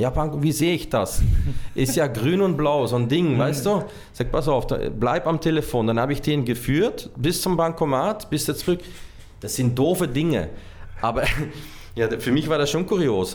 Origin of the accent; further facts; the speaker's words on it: Hasselt, Flanders, Belgium; moved away as an adult; also born or lived in Brazil / Austria; direkt neben meiner Heimatstadt Hasselt